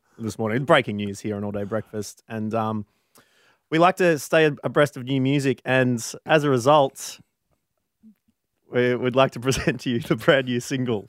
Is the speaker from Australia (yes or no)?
yes; Warrnambool, Victoria, Australia; moved away as an adult; also born or lived in Melbourne, Australia; now in Sydney, Australia; Well, I'm from Victoria. Well, from Warrnambool. I did 3 years in Melbourne for uni and then moved to Sydney.